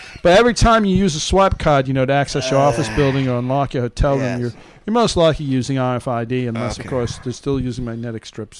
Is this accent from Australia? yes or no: no; Canada; I'm Canadian. Do you really care? Are you even paying attention, eh?